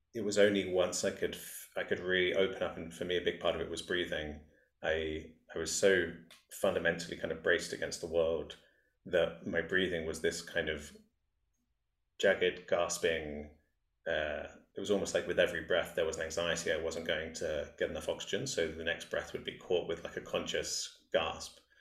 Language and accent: English; England, United Kingdom; growing up in England